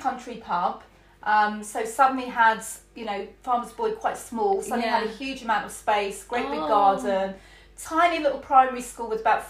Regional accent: St Albans, East of England, United Kingdom; born there; I was born in St Albans. As you said, in the city hospital when it had a maternity ward.

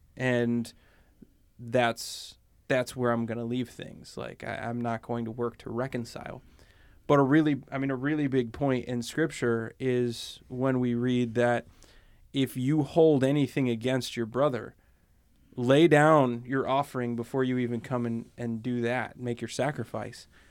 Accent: Pennsylvania, United States; I grew up in Pennsylvania

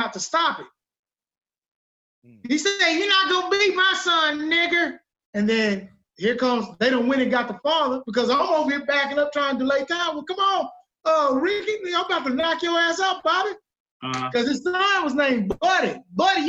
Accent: Arkansas, United States; I'm from Arkansas.

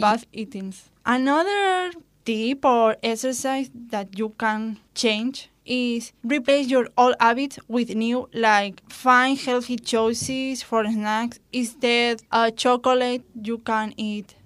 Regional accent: Spain; born or raised there; English is a second language

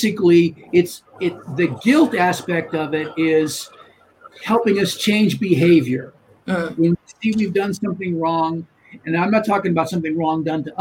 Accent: United States; being American

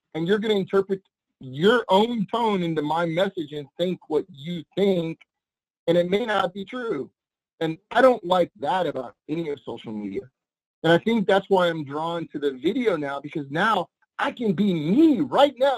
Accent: New Orleans, Louisiana, United States; moved away as an adult; I grew up in New Orleans, my high school years and the few years after my early 20s

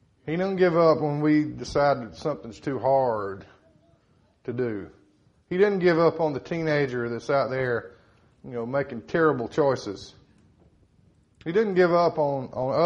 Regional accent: Startex, South Carolina, United States; I grew up in StarTex

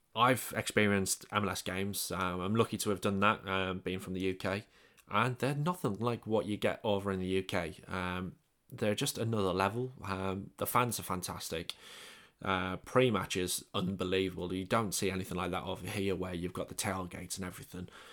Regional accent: England, United Kingdom; moved away; I'm English

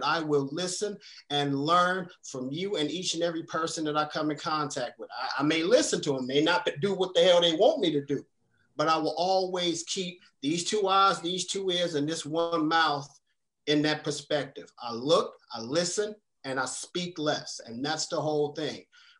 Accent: United States; now in England; a person of color from America who lives in England, who's seen the other side

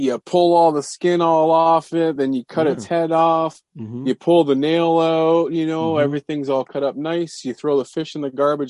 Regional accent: Canada; I grew up in Canada being an outdoorsman.

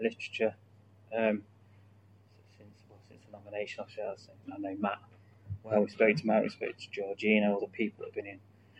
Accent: Stapleford, East Midlands, United Kingdom; I grew up in Stapleford

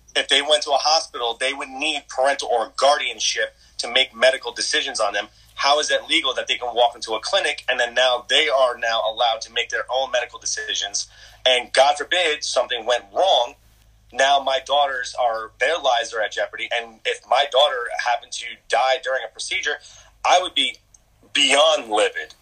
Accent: United States; I am an American

